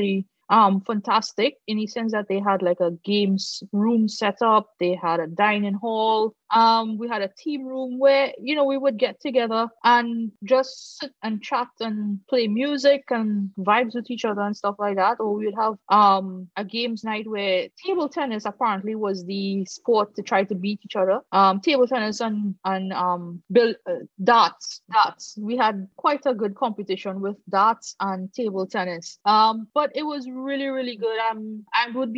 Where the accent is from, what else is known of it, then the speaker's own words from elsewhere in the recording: Trinidad & Tobago; moved away as an adult; now in Antigua, Antigua and Barbuda; I'm from Trinidad